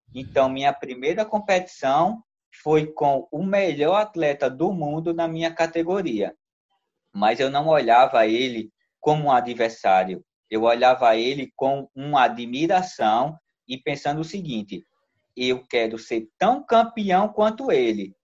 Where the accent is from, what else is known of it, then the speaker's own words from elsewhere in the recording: Maceió, Alagoas, Brazil; minha terra natal, que é Maceió, Alagoas